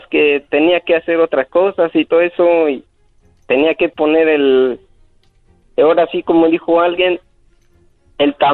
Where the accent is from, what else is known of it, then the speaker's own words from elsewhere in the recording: Guatemala; De Guatemala.